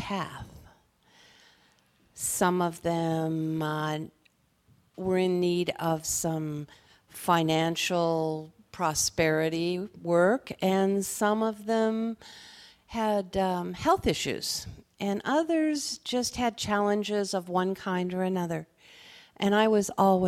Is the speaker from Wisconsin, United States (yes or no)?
no; Seattle, Washington, United States; moved away as an adult; also born or lived in San Francisco / Denver, Colorado; I was born and raised in Seattle